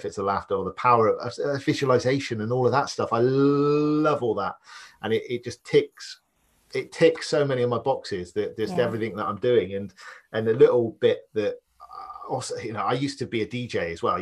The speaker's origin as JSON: {"language": "English", "country": "Ireland", "accent": "Irish", "moved": "yes", "lives_now": "Bristol, United Kingdom"}